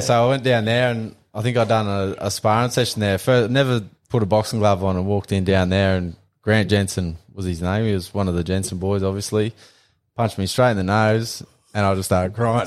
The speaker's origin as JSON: {"language": "English", "town": "Calliope", "region": "Queensland", "country": "Australia", "tie": "born or raised there", "said": "we grew up out on Calliope Station."}